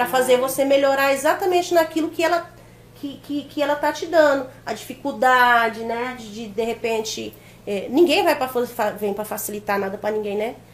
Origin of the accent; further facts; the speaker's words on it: Jaru, Rondônia, Brazil; also born or lived in Pernambuco; eu não cresci só em Pimenta, eu não cresci em Jaru. Então, na minha infância foi Jaru. Sim. E, é, a, a, é, a, adolescência foi Pernambuco.